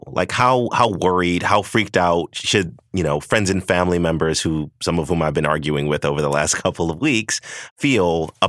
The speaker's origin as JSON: {"language": "English", "region": "the South", "country": "United States", "said": "I'm from the South."}